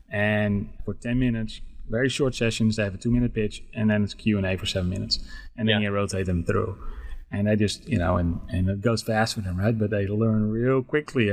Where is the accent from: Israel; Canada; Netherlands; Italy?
Netherlands; English is a second language; moved away as an adult; now in Dallas-Fort Worth, United States; I was born and raised in the Netherlands. I came to the States when I was 25.